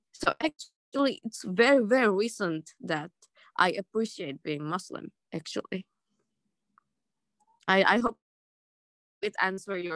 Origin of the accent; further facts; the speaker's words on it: London, United Kingdom; born there; Uh, total, saya lahir sendiri di London.